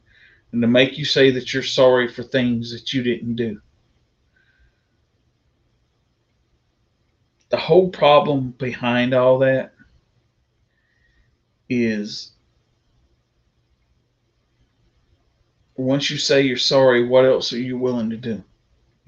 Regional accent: the South, United States; I'm a proud Southerner. I was born and raised in the South.

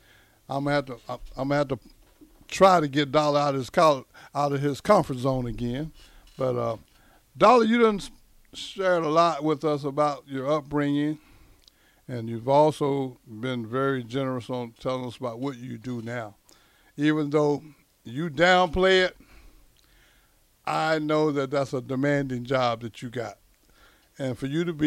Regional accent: Texas, United States; moved away; also born or lived in Nebraska; I'm from Texas

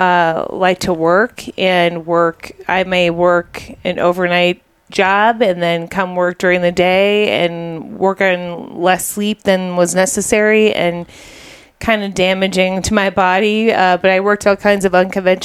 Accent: Chicago, Illinois, United States; also born or lived in Goshen, Indiana; I grew up in Chicago suburbs also

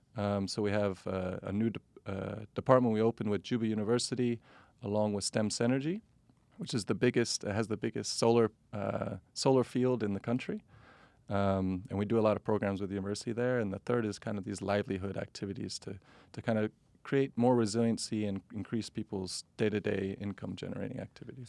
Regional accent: United States; also born or lived in South Sudan; being an American

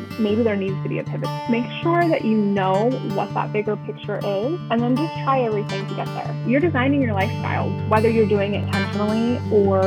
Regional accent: Annapolis, Maryland area, United States; I am from the Annapolis, Maryland area. I've never lived directly in Annapolis, but I've lived in a lot of the like cities surrounding it

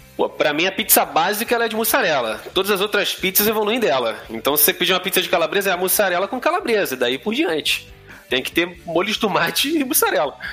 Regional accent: Rio de Janeiro, Brazil; eu fosse carioca

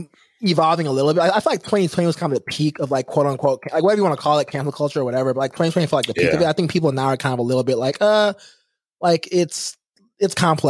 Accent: the South, United States; also born or lived in Nigeria; I'm from the South, or I grew up in the South.

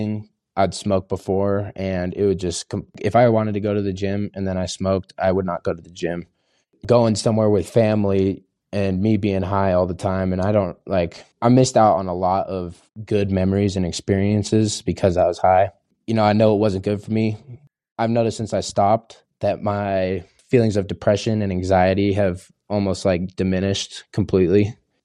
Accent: Salt Lake City, Utah, United States; I'm from Salt Lake City

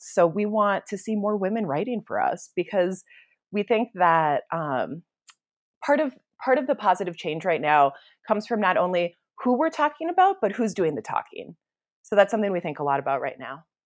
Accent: Minnesota, United States; now in Santa Fe, United States; I come from Minnesota, which is obviously, like, lands with ten thousand, ten thousand lakes and, um, in the woods and very humid and rolling green hills, and so this is a very different environment than the one I was raised

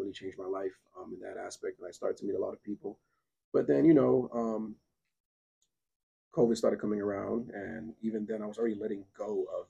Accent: North Miami, Florida, United States; born and raised here in Miami-Dade County. This is my home. Miami, Florida is really all I know. You know, growing up in North Miami as a Zou, you feel me? A Haitian.

